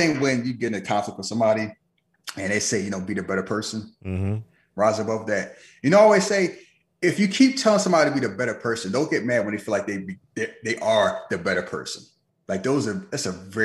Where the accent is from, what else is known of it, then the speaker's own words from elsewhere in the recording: United States; as an American